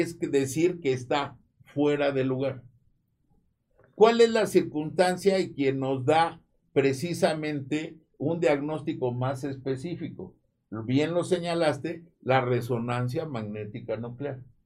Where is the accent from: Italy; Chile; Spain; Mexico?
Mexico; somos mexicanos